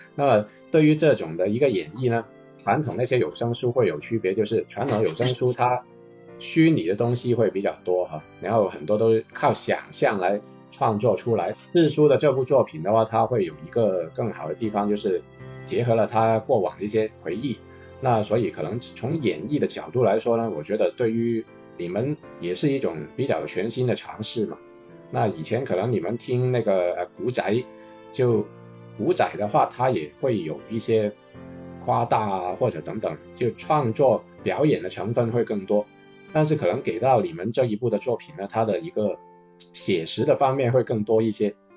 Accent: Guangzhou, Guangdong, China; 也是跟我们一样土生土长的广州人

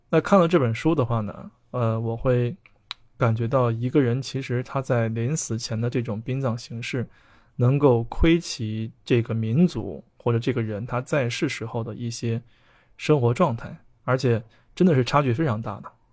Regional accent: China; 我们中国有很多喜葬的方式

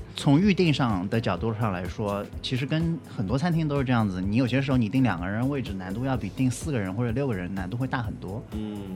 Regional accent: China; 我们作为中国人

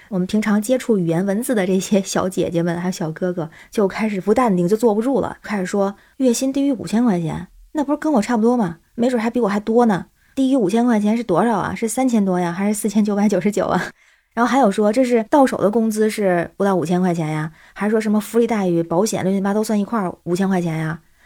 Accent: Tianjin, China; now in Beijing, China; 我是天津人，在北京

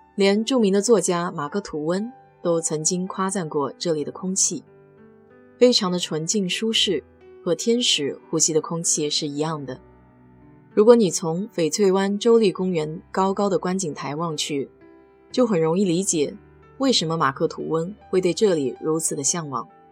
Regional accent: China; 我们中国人

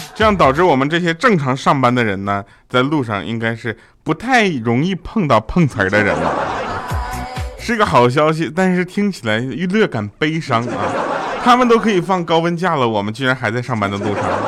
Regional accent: Northeast China, China; 我们作为东北人非常地着急啊

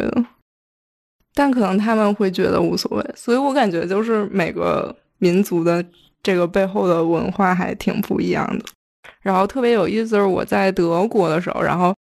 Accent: Northeast China, China; moved away; also born or lived in Beijing; 我小时候在东北，并不在北京

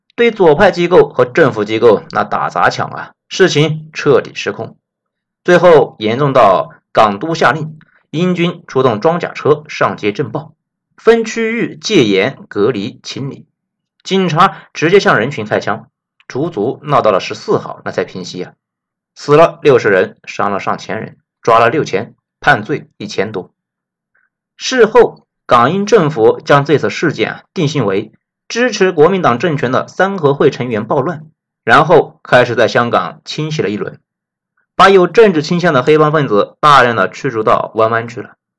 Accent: China; 作为内地人

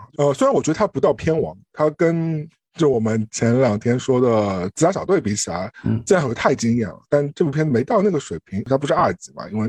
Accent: China; 特别是作为一个我们中国人的这样一个身份在这里啊

